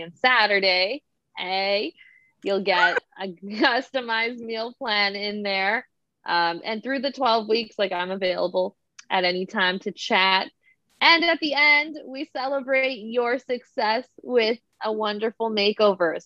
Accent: Toronto, Ontario, Canada; I am definitely from Toronto

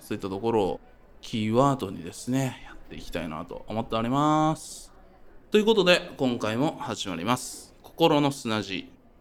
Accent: northern Kyoto Prefecture, Japan; 僕、京都の北部出身

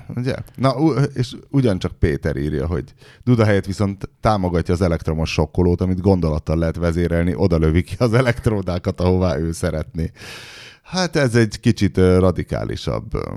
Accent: Hungary; magyar vagyok, magyarnak születtem.

